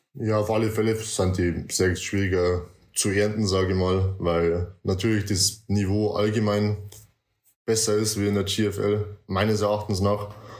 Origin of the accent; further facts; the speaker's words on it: near Deggendorf, Bavaria, Germany; Ich komme aus Nähe von Deckendorf. Das ist circa eineinhalb, zwei Stunden von München weg, je nach Verkehr.